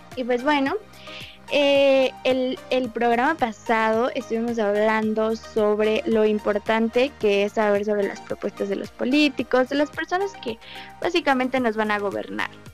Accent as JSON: {"language": "Spanish", "country": "Mexico", "said": "en mi país, porque somos eh, pues un país muy pobre"}